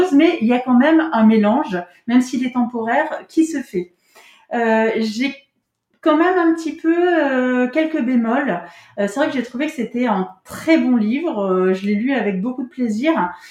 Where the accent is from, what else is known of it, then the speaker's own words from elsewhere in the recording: Grand Est, France; enfin moi je suis Lorraine, donc j'espérais reconnaître un peu la Lorraine.